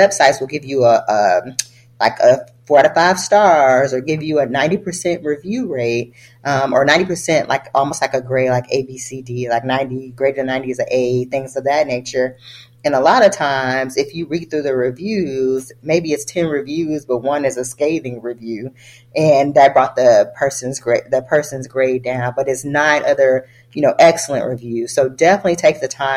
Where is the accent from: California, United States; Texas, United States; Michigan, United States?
Michigan, United States; Detroit; moved away as an adult; also born or lived in Boston; I never saw physicians who looked like me growing up in Detroit.